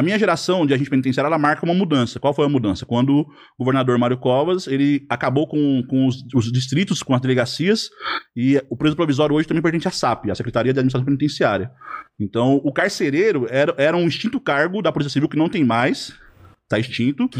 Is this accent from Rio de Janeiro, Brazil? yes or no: no; Lavínia, São Paulo, Brazil; now in Mirandópolis, Brazil; Eu sou lavinense, sou lá da sua região